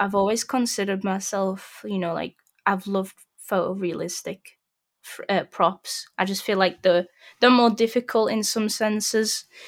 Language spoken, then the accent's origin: English; Sheffield, Yorkshire and the Humber, United Kingdom; I'm originally from Sheffield